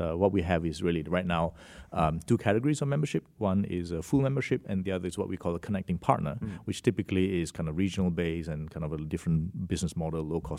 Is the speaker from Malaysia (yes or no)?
yes; Malaysia; also born or lived in Singapore / Australia; So my origin is from Malaysia, and I did my education in Singapore for most of my younger years, and then to Australia for my high school